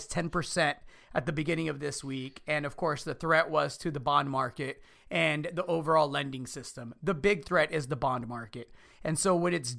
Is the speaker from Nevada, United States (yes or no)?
no; Chicago, Illinois, United States; I'm the son of immigrants. I grew up in Chicago